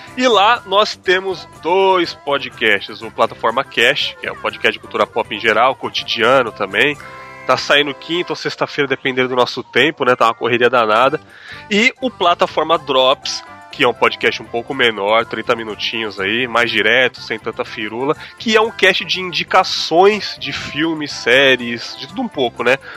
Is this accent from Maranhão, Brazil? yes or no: no; São Paulo, Brazil; moved away as an adult; now in Cachoeiro de Itapemirim, Brazil; eu sou da favela, mano. Eu sou da região do Ucho aí. Mas infelizmente eu não estou mais em São Paulo